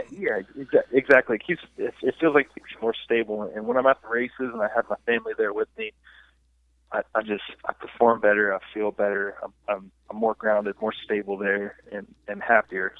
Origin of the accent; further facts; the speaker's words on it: United States; I'm an American. I'm an American through and through